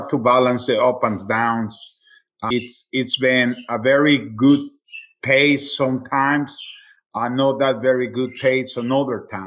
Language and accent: English; Mexico City, Mexico; also born or lived in Atlanta, United States; now in Charlotte, United States; Original from Mexico, I was born in Mexico City